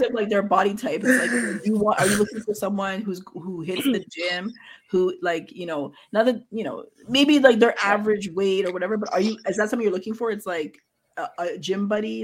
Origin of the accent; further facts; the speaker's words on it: Ghana; my family's from Ghana. Like I'm from Ghana